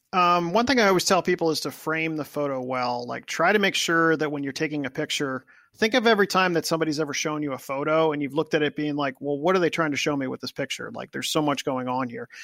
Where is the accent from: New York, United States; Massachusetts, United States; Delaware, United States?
Delaware, United States; Wilmington; also born or lived in Columbus, Ohio; I grew up in Wilmington, Delaware. Uh, I was born in Columbus, Ohio, but I've lived in I lived in Delaware since I was two years old.